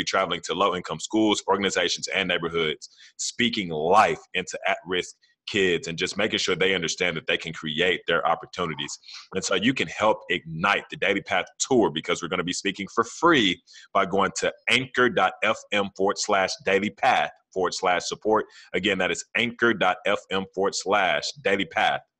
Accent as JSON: {"language": "English", "town": "Fort Worth", "region": "Texas", "country": "United States", "tie": "born or raised there", "said": "I'm from Como"}